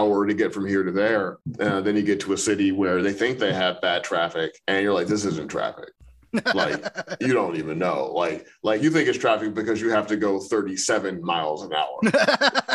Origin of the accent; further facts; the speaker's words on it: St. Louis, Missouri, United States; moved away as an adult; also born or lived in Chicago / New York; now in Los Angeles, United States; I was born in Chicago, but I don't remember it because I moved to St. Louis when I was like 1 year old or something. So I grew up in Missouri.